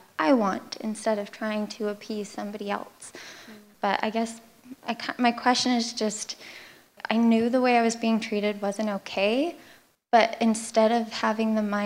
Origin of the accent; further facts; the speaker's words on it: Canada; I'm from Canada